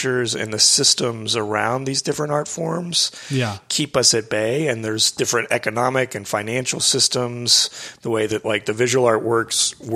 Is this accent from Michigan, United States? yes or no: no; Houston, Texas, United States; moved away as an adult; also born or lived in Midwest / London / Austin; I grew up in Houston